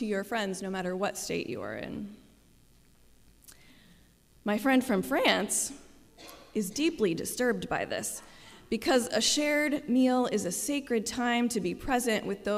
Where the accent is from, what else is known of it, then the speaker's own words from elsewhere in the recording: Midwest, United States; moved away; I also now respond as an American, especially Midwesterner.